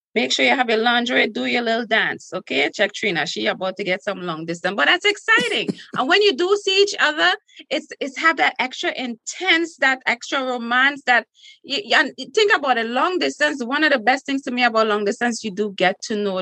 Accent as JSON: {"language": "English", "country": "Trinidad & Tobago", "tie": "born or raised there", "accent": "Trinidadian", "moved": "yes", "lives_now": "United States", "said": "in school in Trinidad"}